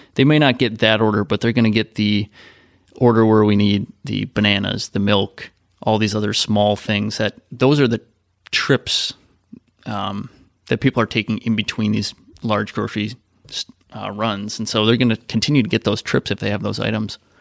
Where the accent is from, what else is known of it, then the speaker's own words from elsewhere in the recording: Midwest, United States; I grew up in the Midwest